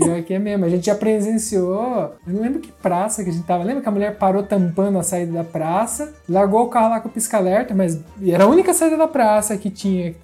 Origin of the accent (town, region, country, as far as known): Brazil; moved away